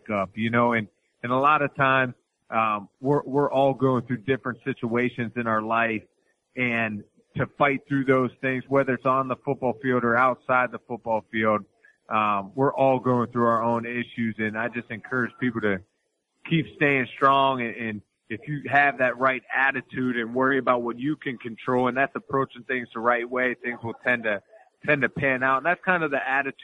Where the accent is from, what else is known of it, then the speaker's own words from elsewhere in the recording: Pittsburgh, Pennsylvania, United States; moved away; I went to my hometown to play the Pittsburgh Steelers